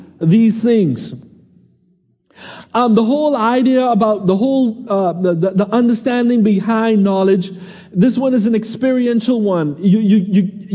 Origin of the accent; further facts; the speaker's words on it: Nassau, Bahamas; I said, "Nassau."